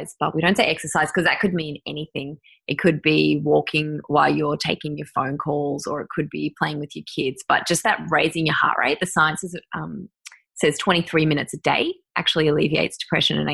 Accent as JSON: {"language": "English", "town": "Mansfield", "region": "Victoria", "country": "Australia", "tie": "born or raised there", "also_born_or_lived": "Merrijig", "moved": "yes", "lives_now": "Melbourne, Australia", "said": "I grew up in Mansfield and Merrijig out in the country"}